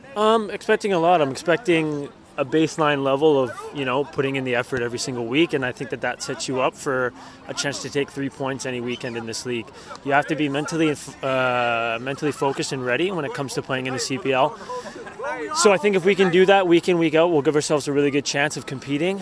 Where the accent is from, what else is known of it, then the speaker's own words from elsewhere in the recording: Vancouver, British Columbia, Canada; I'm fully focused here on Vancouver and super happy to be playing in my hometown